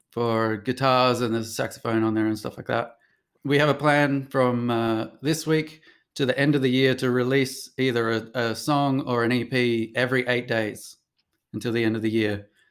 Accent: Sydney, New South Wales, Australia; now in New York, United States; I come from Sydney

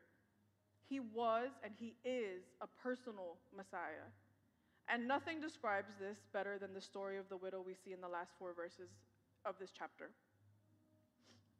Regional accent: New York City, New York, United States; I was born and raised in New York.

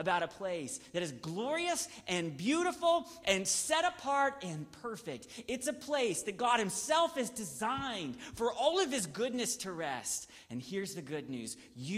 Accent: Gainesville, Georgia, United States; My hometown is called Gainesville, Georgia.

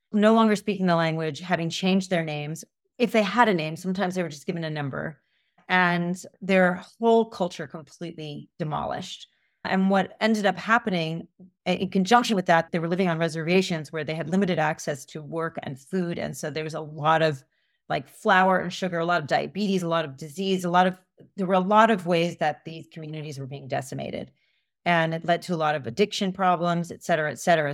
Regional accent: United States; I grew up in suburbia outside of New York

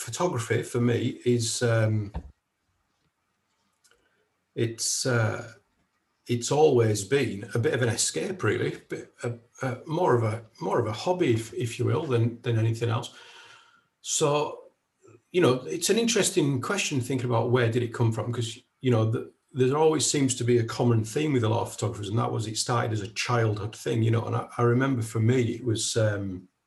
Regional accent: Kendal, North West England, United Kingdom; moved away as an adult; I'm originally from Kendal, which is in the South Lakes, and I lived there all my life until I graduated university when I was 21. But when I was living in Kendal growing up

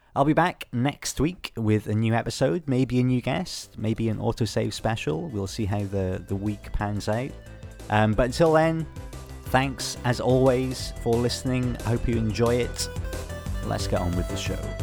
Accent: Wales, United Kingdom; I'm from Wales

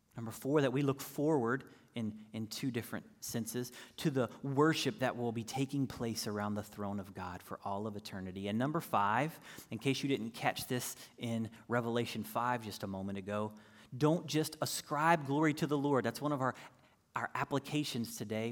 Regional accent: North Carolina, United States; I'm from North Carolina, so I can remember growing up as a little kiddo downstairs in the basement

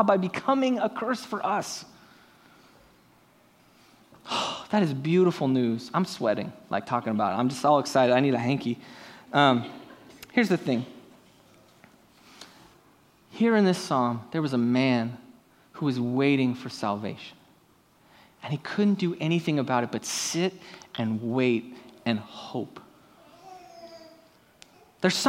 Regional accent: San Diego, California, United States; my hometown Padres

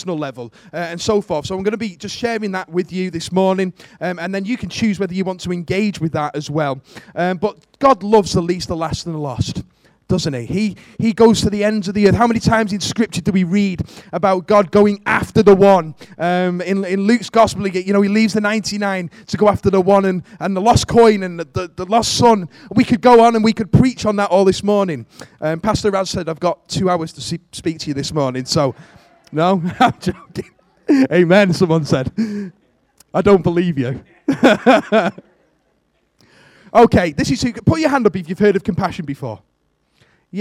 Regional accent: Warrington, North West England, United Kingdom; I'm from Warrington.

